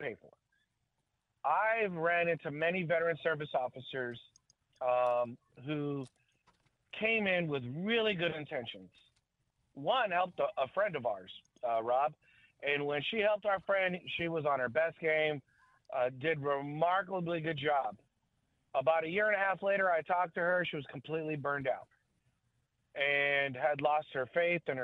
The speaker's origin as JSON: {"language": "English", "town": "San Diego", "region": "California", "country": "United States", "tie": "born or raised there", "said": "I grew up in San Diego area."}